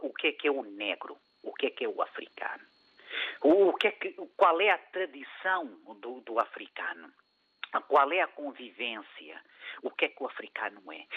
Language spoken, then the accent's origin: Portuguese; Mozambique; moved away; Eu sou africano, nasci em Moçambique, meu pai é branco, minha mãe é mulata